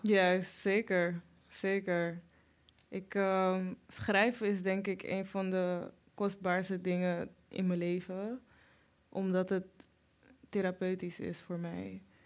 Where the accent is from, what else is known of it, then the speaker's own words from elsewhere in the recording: Amsterdam, North Holland, Netherlands; een beetje Suriname, een beetje Nederland, heel veel Amsterdam